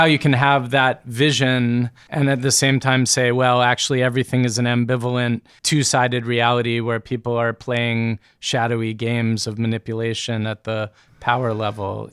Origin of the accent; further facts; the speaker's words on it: United States; I, being an American person, educated in the way that I've been educated